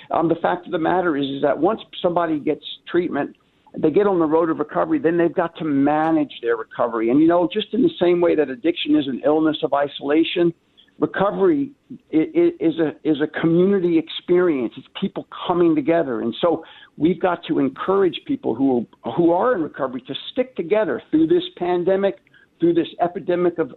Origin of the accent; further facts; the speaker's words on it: New York, United States; moved away as an adult; now in Minnesota, United States; I came from Minnesota out to uh, from New York out to Minnesota in 1989 to begin my recovery process through treatment at Hazelden.